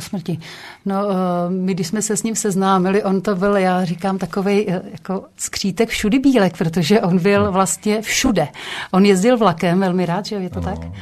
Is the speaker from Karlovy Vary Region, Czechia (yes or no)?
no; Krkonoše foothills, near Špindlerův Mlýn, Hradec Králové Region, Czechia; já pocházím, eh, z Podkrkonoší, nedaleko Špindlerova mlína